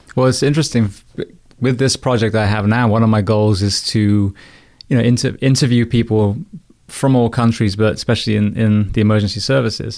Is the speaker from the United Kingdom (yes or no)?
yes; England, United Kingdom; now in United States; an Englishman in the U S